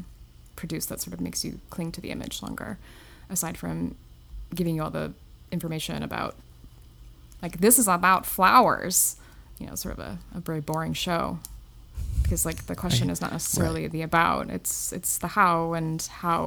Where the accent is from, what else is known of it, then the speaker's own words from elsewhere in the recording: Northern Illinois, United States; moved away as an adult; also born or lived in McHenry, Illinois; now in New York City, United States; I grew up in Northern Illinois